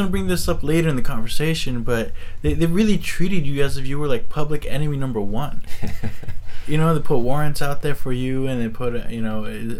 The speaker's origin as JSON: {"language": "English", "town": "Milpitas", "region": "California", "country": "United States", "tie": "born or raised there", "said": "I was raised in Milpitas."}